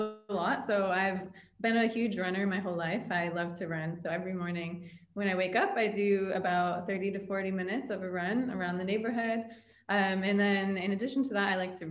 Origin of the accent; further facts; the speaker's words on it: New York, United States; moved away as an adult; now in Dubai, United Arab Emirates; I was born and raised in New York